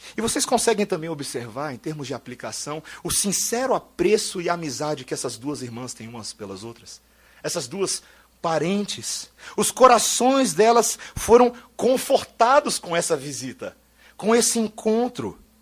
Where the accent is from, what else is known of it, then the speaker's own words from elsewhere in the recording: Brazil; nós somos brasileiros